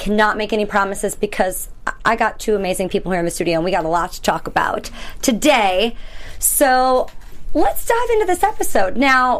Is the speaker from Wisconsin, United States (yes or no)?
yes; Wisconsin, United States; So Guys, we're in Wisconsin, my home state. Technically, in Wisconsin, my home state.